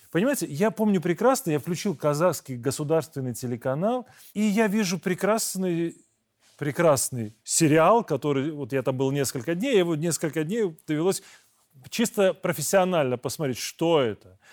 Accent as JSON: {"language": "Russian", "country": "Belarus", "said": "Мы, белорусы"}